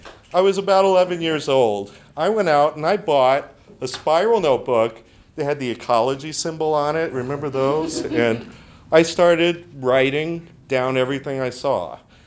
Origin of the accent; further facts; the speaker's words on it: near Galveston, Gulf Coast of Texas, United States; And I grew up on the Gulf Coast of Texas, about a mile down the road from Sheldon Cooper. At least that's what he says. So near Galveston is where I'm from.